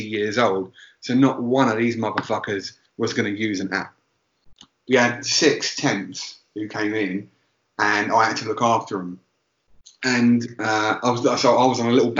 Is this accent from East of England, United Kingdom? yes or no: yes; Essex, East of England, United Kingdom; we're all from Essex